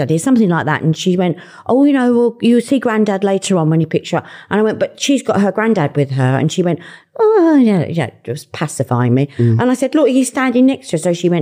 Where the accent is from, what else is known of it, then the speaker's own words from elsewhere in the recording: London, United Kingdom; And I'm a Londoner. I was born and brought up in Fulham.